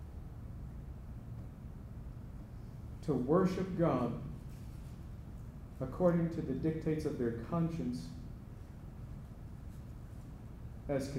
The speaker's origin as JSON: {"language": "English", "country": "United States", "tie": "born or raised there", "said": "born in the United States of America"}